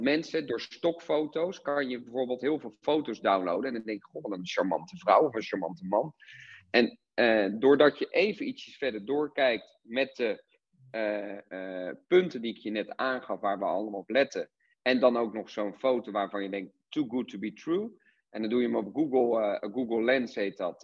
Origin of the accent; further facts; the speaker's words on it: Rotterdam, South Holland, Netherlands; ik kom uit Rotterdam